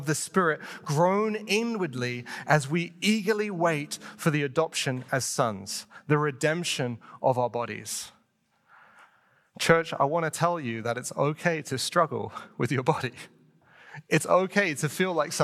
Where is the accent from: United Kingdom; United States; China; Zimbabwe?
United Kingdom; moved away; I'm British.